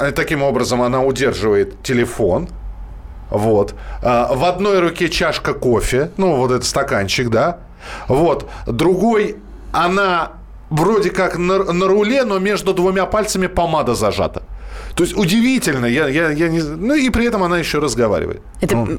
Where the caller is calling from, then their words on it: Vladivostok, Primorsky Krai, Russia; я звоню из Владивостока, города нашего хорошего